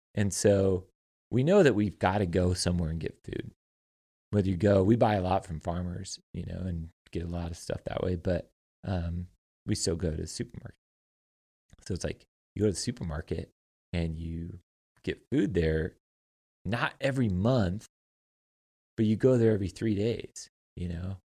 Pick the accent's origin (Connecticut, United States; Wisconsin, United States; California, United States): California, United States; moved away; I come from California